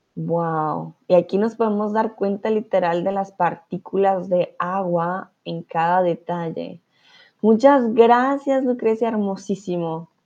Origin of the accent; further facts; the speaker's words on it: Colombia; moved away as an adult; now in Germany; yo vengo de Colombia